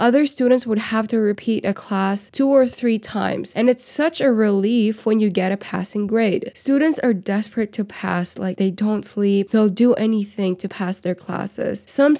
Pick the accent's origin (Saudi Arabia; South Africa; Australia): Saudi Arabia; Riyadh, Riyadh Province; I grew up in Riyadh, Saudi Arabia, but we followed the Philippine curriculum.